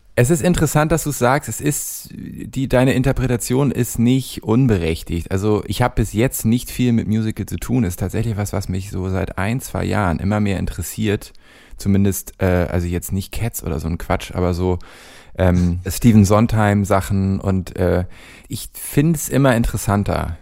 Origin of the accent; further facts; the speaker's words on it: Hamburg, Germany; born or raised there; moved away as an adult; now in Cologne, Germany